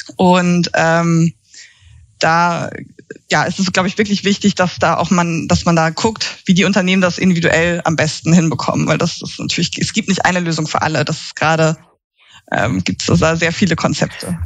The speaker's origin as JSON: {"language": "German", "region": "Schleswig-Holstein", "country": "Germany", "also_born_or_lived": "Leipzig", "moved": "yes", "lives_now": "Berlin, Germany", "said": "Ich komme ursprünglich aus Schleswig-Holstein."}